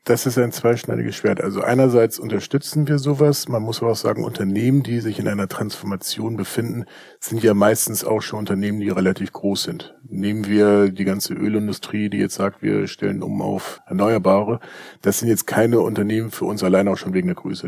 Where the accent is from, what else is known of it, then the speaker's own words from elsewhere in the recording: Hamburg, Germany; bei uns in Hamburg